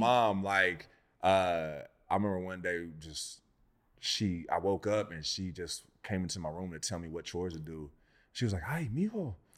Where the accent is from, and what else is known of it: Inland Empire, California, United States